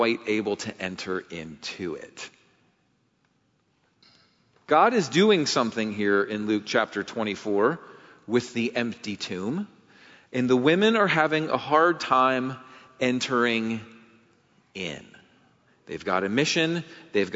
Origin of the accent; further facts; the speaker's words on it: England, United Kingdom; as an English guy